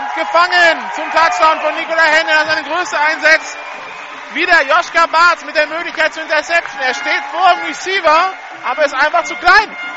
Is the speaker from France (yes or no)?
yes; France; als Franzose